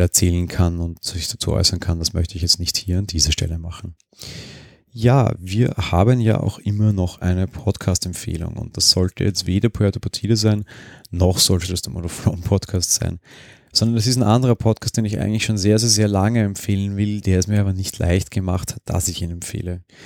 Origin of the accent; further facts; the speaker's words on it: Austria; Bei uns in Österreich